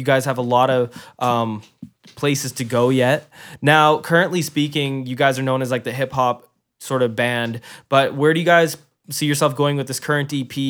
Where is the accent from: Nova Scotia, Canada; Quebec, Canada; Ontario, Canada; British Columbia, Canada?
British Columbia, Canada; Kelowna; I grew up in Rutland